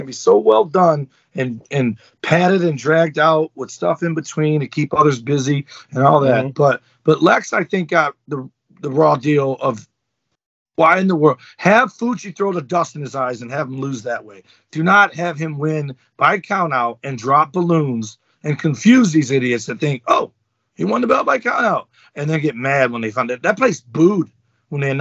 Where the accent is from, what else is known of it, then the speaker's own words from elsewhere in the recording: Detroit, Michigan, United States; I grew up in Detroit public schools